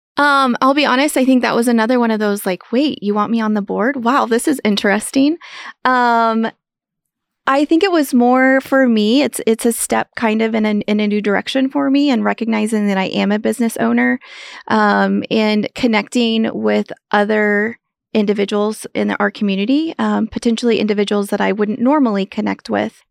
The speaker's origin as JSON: {"language": "English", "town": "Lewis", "region": "Kansas", "country": "United States", "tie": "born or raised there", "moved": "as an adult", "lives_now": "Manhattan, Kansas, United States", "said": "I grew up in Western Kansas on a farm ranch"}